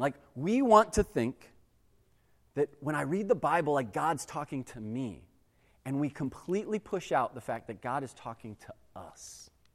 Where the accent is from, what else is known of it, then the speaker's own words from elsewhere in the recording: United States; we as American Christians